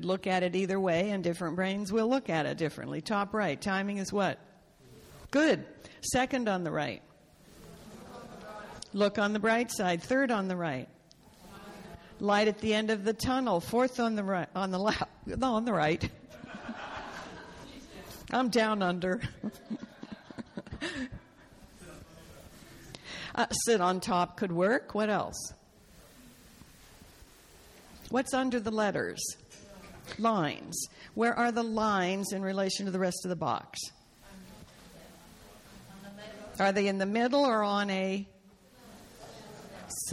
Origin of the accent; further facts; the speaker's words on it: Canada; I was born in Canada and it was part of the British Empire